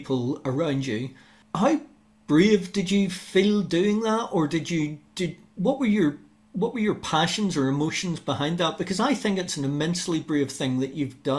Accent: Western Australia, Australia; born or raised there

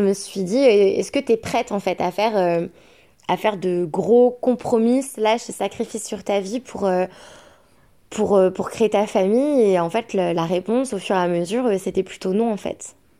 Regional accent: France; le papa est anglais, moi je suis française

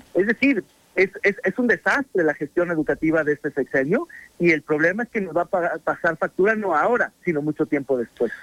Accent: Mexico; nos jodimos como mexicanos

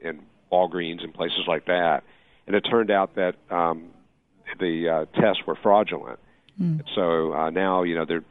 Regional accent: Atlanta, Georgia, United States; I grew up in Atlanta, and I grew up in the fifth district

